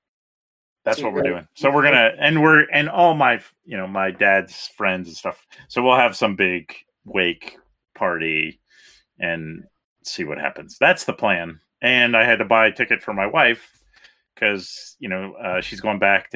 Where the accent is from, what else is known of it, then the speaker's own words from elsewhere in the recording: Baltimore, Maryland, United States; moved away; I grew up in Baltimore, and my brother's buried there